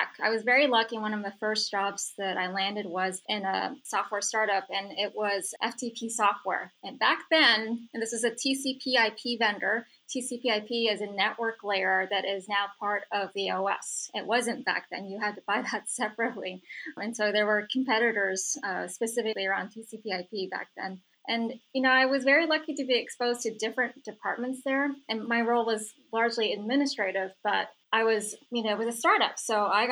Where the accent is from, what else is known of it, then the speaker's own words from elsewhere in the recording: San Francisco, California, United States; I grew up in San Francisco